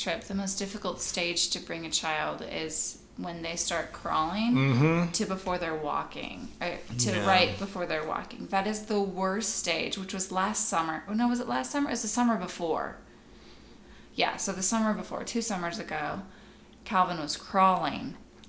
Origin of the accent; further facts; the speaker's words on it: Canada; I grew up in Canada.